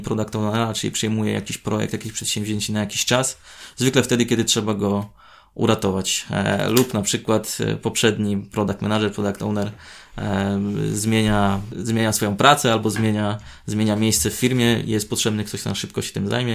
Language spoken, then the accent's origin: Polish; Chełmno, Kuyavian-Pomeranian Voivodeship, Poland; now in Gdańsk, Poland; do mojego rodzinnego miasta z Gdańska